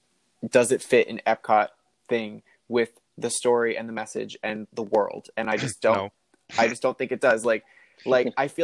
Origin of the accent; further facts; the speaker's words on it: New Jersey, United States; No, I'm actually from New Jersey, but I visit a lot.